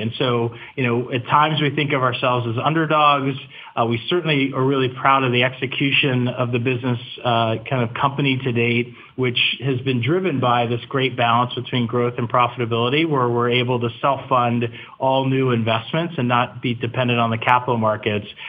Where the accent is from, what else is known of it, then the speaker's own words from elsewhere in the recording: Virginia, United States; I grew up in Virginia